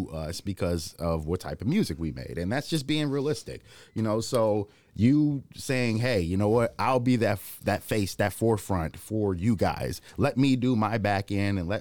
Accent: Cedar Rapids, Iowa, United States; also born or lived in St. Paul, Minnesota; I say I'm from Cedar Rapids, Iowa, because I've grown up here so long

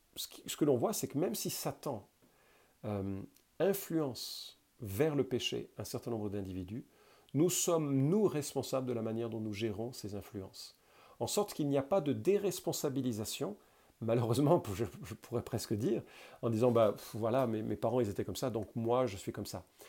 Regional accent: France; je suis français

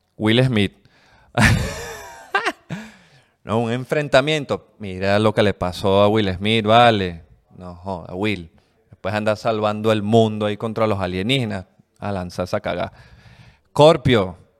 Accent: Caracas, Capital District, Venezuela; no sé si venezolana, pero más que todo como caraqueña

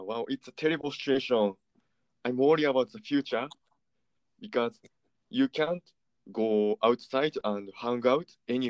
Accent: Osaka, Japan; English is a second language; moved away as an adult; now in Missoula, United States; I'm from Osaka, Japan.

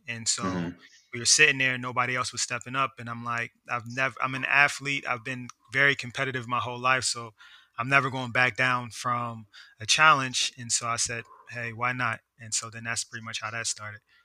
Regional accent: Philadelphia, Pennsylvania, United States; moved away as an adult; now in Washington, D.C. area, United States; growing up in Philly

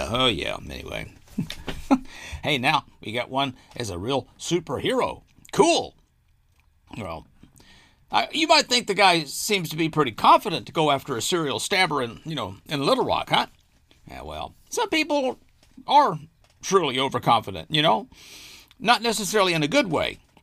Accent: Arkansas, United States; my home state of Arkansas.

